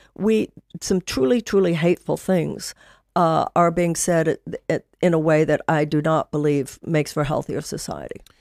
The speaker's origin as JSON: {"language": "English", "town": "Houston", "region": "Texas", "country": "United States", "tie": "born or raised there", "said": "I grew up in Texas. I grew up in Houston"}